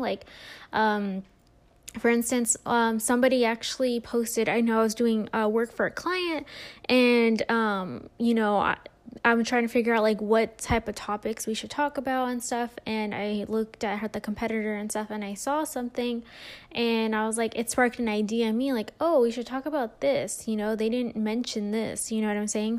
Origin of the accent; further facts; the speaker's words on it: California, United States; now in Las Vegas, United States; I'm originally from California, but I'm in the Vegas area.